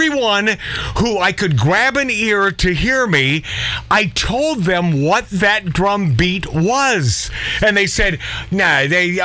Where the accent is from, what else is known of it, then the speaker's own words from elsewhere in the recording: Everett, Washington, United States; I was that kid from Everett that traveled by Greyhound bus to Seattle